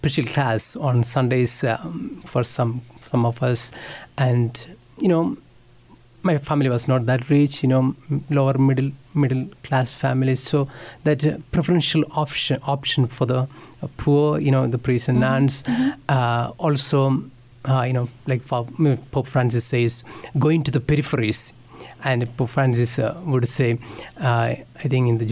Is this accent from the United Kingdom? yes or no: no; India; English is a second language; moved away as an adult; now in Kansas, United States; I am from India.